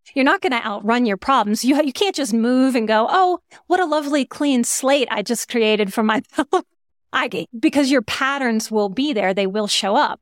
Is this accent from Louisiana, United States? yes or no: yes; New Orleans, Louisiana, United States; moved away; also born or lived in Texas / Colorado; I'm from New Orleans